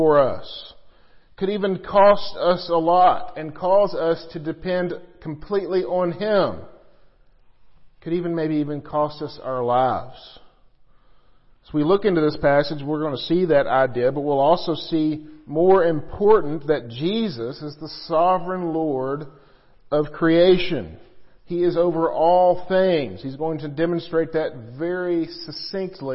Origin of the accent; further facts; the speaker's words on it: Missouri, United States; I grew up in Missouri